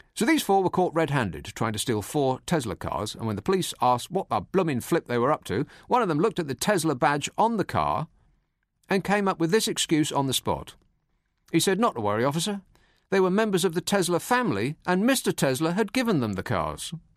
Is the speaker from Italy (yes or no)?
no; United Kingdom; we're British